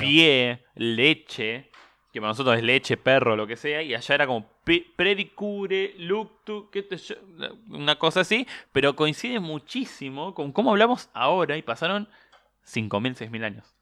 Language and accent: Spanish; Argentina; nosotros hablamos así por, bueno, justamente porque éramos el granero del mundo, porque los italianos venían para acá